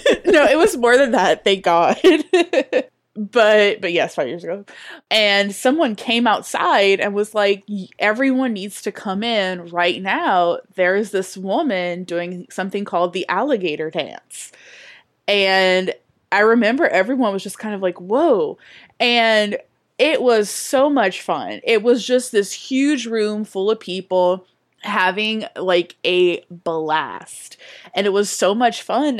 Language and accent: English; down the Bayou, Louisiana, United States; now in New Orleans, United States; I'm from down the Bayou